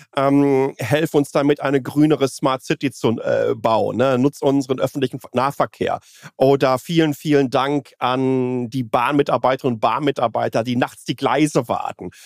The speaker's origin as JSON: {"language": "German", "area": "Nordschleife", "region": "Rhineland-Palatinate", "country": "Germany", "tie": "born or raised there", "moved": "yes", "lives_now": "Taipei, Taiwan", "said": "Ich bin an der Nordschleife aufgewachsen"}